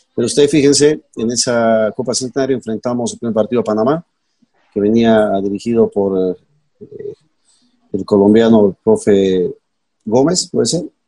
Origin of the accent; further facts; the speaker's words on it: Bolivia; como boliviano